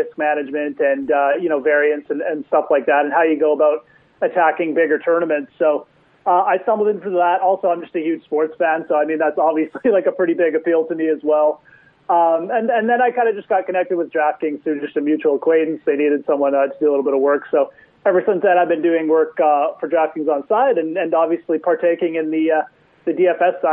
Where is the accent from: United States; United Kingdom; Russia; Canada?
Canada; as a Canadian